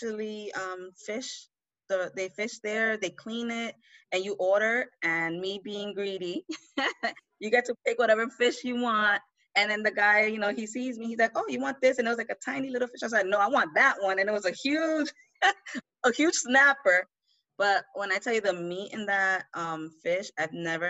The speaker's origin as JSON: {"language": "English", "town": "New York City", "region": "New York", "country": "United States", "tie": "born or raised there", "said": "where I grew up, was born and raised in the Bronx. I'm from Honduras. My family's from Honduras. I was born and raised here"}